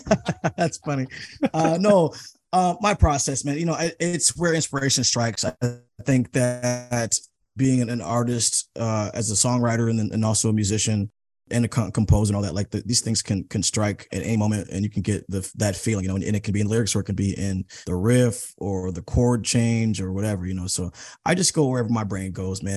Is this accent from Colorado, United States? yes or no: no; Seattle, Washington, United States; I'm from Seattle